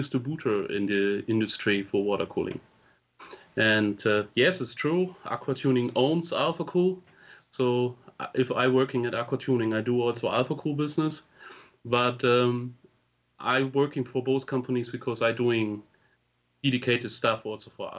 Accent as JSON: {"language": "English", "country": "Germany", "also_born_or_lived": "Hamburg", "second_language": "English", "said": "I'm coming from Germany. I'm living in Hamburg"}